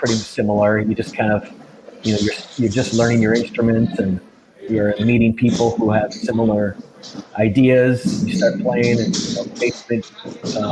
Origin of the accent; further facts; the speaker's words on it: Wisconsin, United States; moved away; also born or lived in Milwaukee; I'm originally from Wisconsin